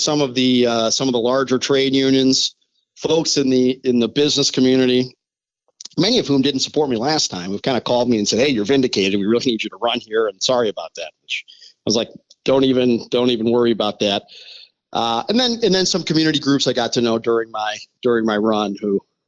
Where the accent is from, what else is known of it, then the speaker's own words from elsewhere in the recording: Chicago, Illinois, United States; I was born and raised in Chicago